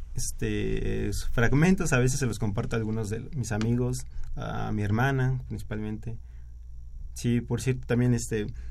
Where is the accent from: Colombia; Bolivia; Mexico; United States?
Mexico; State of Mexico; Soy de, de en el Estado de México.